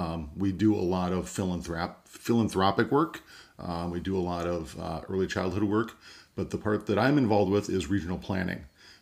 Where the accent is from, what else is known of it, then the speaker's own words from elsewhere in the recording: St. Cloud, Minnesota, United States; now in Fergus Falls, United States; So I was born in Minneapolis, raised in St. Cloud, and been in Fergus Falls for about 25 years.